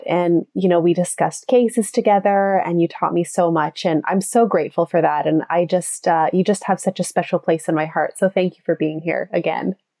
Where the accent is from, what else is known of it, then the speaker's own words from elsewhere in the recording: Canada; growing up in Canada